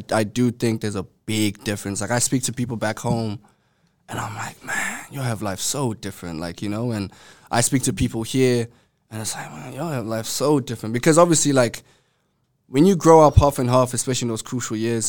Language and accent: English; Johannesburg, Gauteng, South Africa; now in Australia; I was born and raised there, but my parents are Congolese